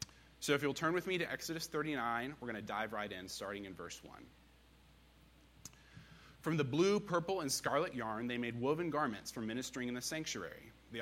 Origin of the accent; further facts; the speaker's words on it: Blacksburg, Virginia, United States; moved away as an adult; now in Knoxville, United States; So originally, I am from Blacksburg, Virginia. Grew up here, went to Virginia Tech, graduated in 2018, where I then moved out to Knoxville, Tennessee, where I've been the past 4 years.